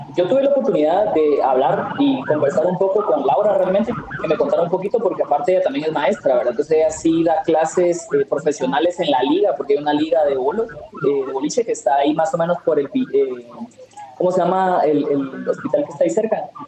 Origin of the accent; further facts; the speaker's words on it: Guatemala; nosotros como guatemaltecos